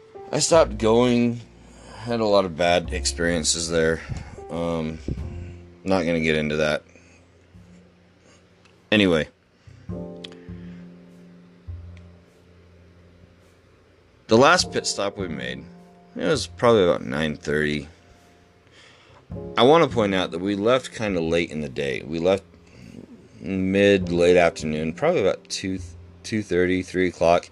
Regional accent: Utah, United States; I'm from Utah, and here we have a nightclub called Area 51.

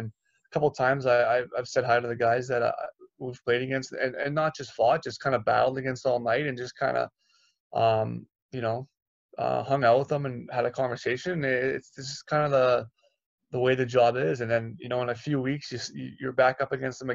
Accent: Toronto, Ontario, Canada; I'm from Toronto, so my whole family was there too.

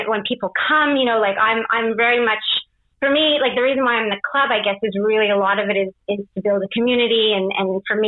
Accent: Canada; moved away as an adult; also born or lived in England / Australia; now in Paris, France; I'm Canadian. I was actually born in England. I moved to Canada when I was 5. And my dad is Canadian. My mum's Australian. So then I moved to Australia when I was 24. And now I'm in Paris.

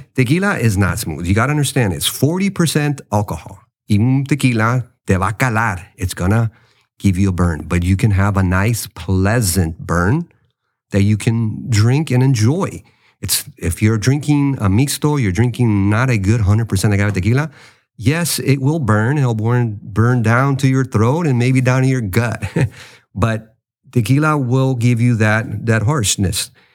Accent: United States; I'm a Mexican American. Yes, I was born in the States. I love my country, the United States, but you know, my, my roots is rooted to Mexico

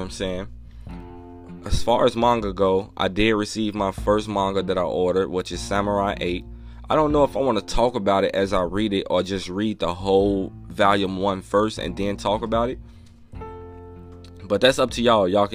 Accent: Chicago, Illinois, United States; I'm from Chicago

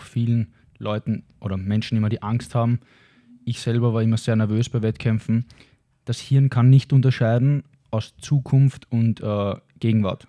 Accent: Austria; wo ich am meisten Zeit verbracht habe nach meiner Heimat, nach ja. Österreich.

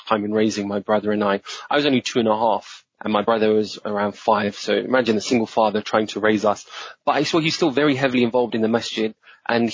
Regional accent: London, United Kingdom; also born or lived in Tooting; I was born and brought up in Streatham, which is not far

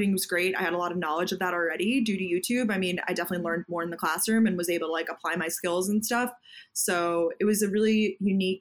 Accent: Long Island, New York, United States; also born or lived in Georgia; I grew up actually on Long Island

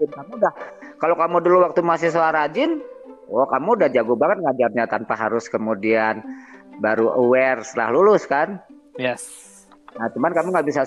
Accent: Bandung, West Java, Indonesia; ya udah kita pindah aja dari Jakarta ngapain juga ngurusin Jakarta jangan kita orang Bandung kan makanya

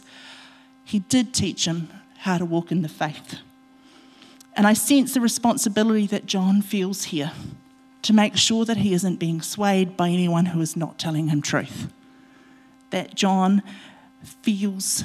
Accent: Otorohanga, Waikato, New Zealand; my home church, my church that I grew up in Otorohanga

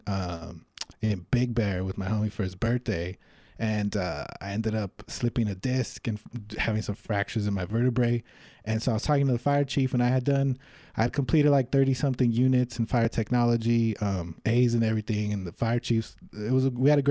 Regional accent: Los Angeles, California, United States; I'm from Los Angeles, California, originally. I moved back and forth between Alhambra and El Sereno

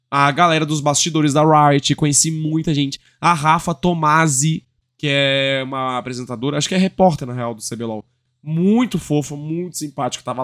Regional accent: Rio Grande do Sul, Brazil; also born or lived in Northeast Brazil; eu sou gaúcho, né? Meu sotaque já foi todo pro brejo. Apesar de não ser de lá, pô, meu marido é nordestino, eu morei no Nordeste, né?

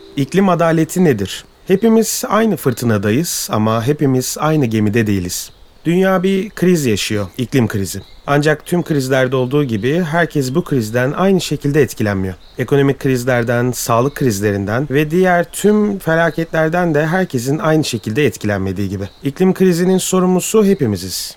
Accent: Turkey

